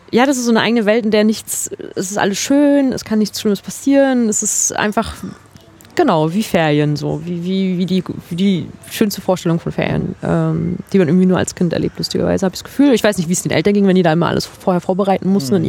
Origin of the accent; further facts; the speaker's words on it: Mecklenburg-Vorpommern, Germany; als Mecklenburgerin